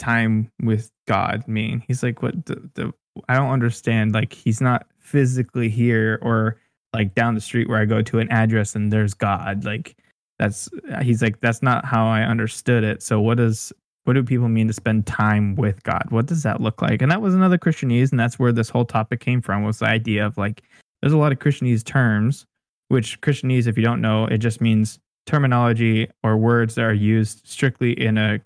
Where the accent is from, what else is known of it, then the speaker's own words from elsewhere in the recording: California, United States; moved away as an adult; now in Arizona, United States; we grew up over in California with all our friends and family